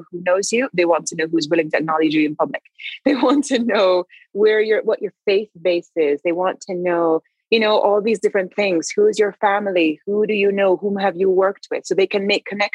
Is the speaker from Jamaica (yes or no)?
yes; Jamaica; I am Christian because I was raised in Jamaica